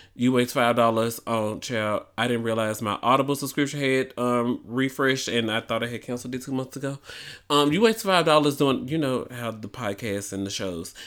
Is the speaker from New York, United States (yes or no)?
no; Memphis, Tennessee, United States; moved away; I might need to move back to my hometown